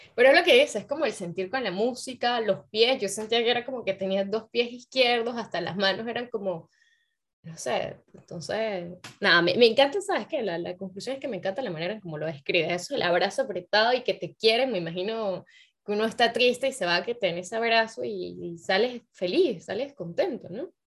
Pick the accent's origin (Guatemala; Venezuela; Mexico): Venezuela; moved away as an adult; also born or lived in Paris, France; now in France; los venezolanos estamos tan adictos al desodorante